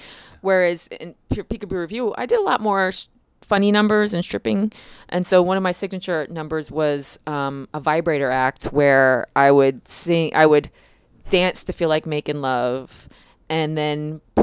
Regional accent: Philadelphia, Pennsylvania, United States; now in Los Angeles, United States; I'm from Philly. I'm in LA now working, watching them like edit her stuff.

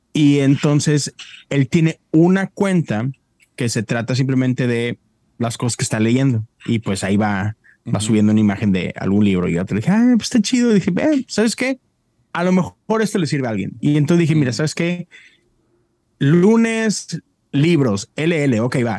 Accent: Mexico; moved away as an adult; now in United States; soy mexicano

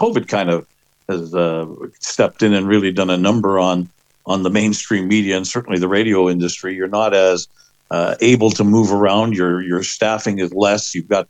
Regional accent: Winnipeg, Manitoba, Canada; moved away as an adult; now in Saskatoon, Canada; 28 years now, out of the 29 that I've been with in Saskatoon ever since I moved from my hometown of Winnipeg to here back in 1994.

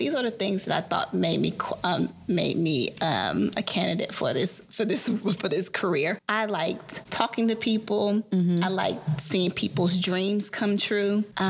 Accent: Atlanta, Georgia, United States; hearkening back to my life growing up in Atlanta, how much of me was so connected to knowing my history.

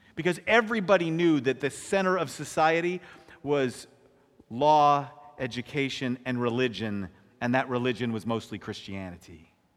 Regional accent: California, United States; I'm from California

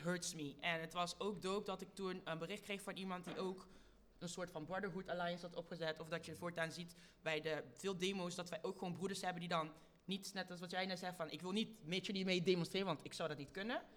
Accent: Lieshout, North Brabant, Netherlands; also born or lived in Congo; ik kwam daar aan als Congolees meisje. Met een alleenstaande moeder in Lieshout in Brabant

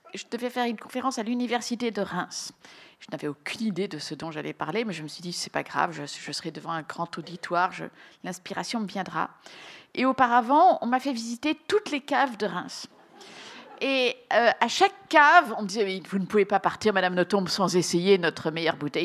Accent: Belgium

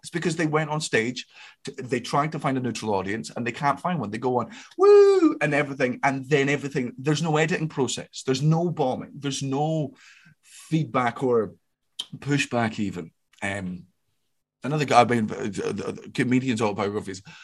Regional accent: Scotland, United Kingdom; I'm Scottish

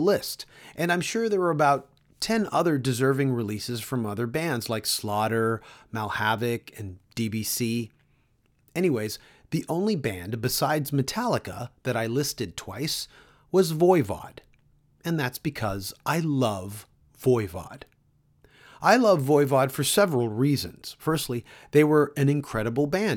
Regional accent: Canada; I'm Canadian

